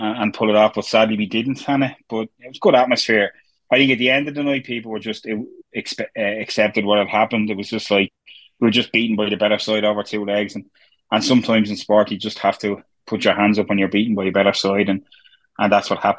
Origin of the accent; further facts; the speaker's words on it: Dublin, Leinster, Ireland; where I'm from Pier Street